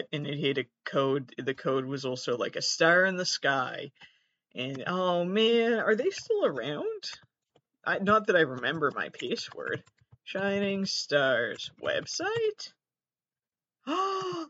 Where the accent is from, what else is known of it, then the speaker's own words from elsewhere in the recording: United States; I'm an American.